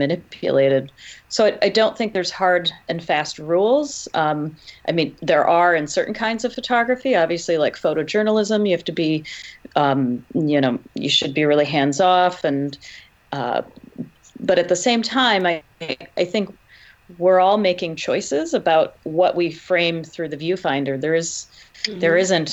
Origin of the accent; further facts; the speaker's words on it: Michigan, United States; here in my home state